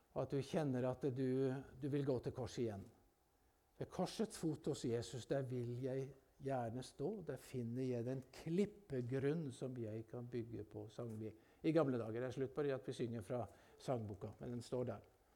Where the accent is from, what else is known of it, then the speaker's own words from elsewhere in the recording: Telemark, Norway; Jeg vokste opp oppe i Telemarken